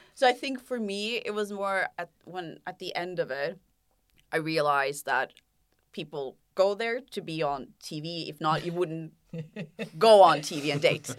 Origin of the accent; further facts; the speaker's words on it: Norway; I'm from Norway